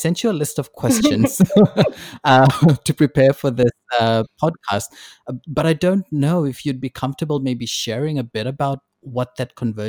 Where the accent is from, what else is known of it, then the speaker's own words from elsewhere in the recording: New Zealand; moved away; also born or lived in Fiji; Like, I was born in Fiji, and then my family moved over to New Zealand. We lived there for a while, and then now I'm here.